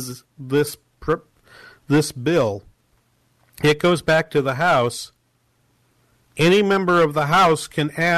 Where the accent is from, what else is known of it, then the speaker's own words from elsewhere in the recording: New England, United States; I'm from New England